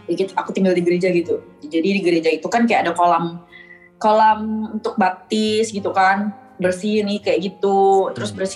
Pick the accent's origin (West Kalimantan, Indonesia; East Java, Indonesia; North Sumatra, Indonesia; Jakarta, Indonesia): West Kalimantan, Indonesia; Bengkayang; Duit bapak tuh udah dipakai buat bangun tanah di rumah di kampung halaman aku yang di Bengkayang tuh